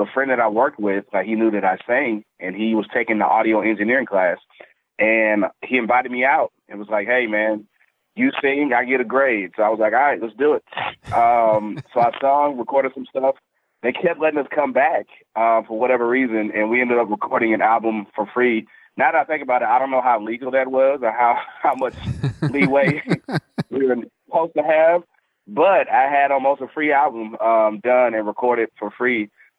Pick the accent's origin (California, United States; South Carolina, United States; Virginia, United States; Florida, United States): Florida, United States; Tampa; born there; I was born in Tampa, Florida. I'm an Army brat. So I'm pretty much from everywhere and nowhere at the same time.